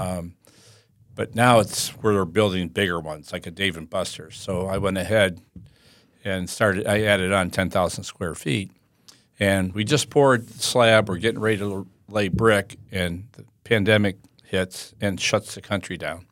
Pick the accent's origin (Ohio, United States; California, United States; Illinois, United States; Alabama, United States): Ohio, United States; Toledo; moved away as an adult; now in Winter Haven, United States; I'm born and raised in Toledo, Ohio